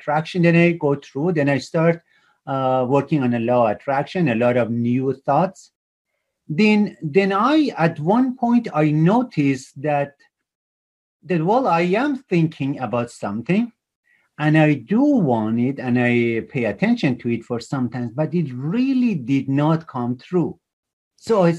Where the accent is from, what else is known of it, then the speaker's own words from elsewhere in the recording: Iran; moved away as an adult; also born or lived in Toronto, Canada; I grew up in Iran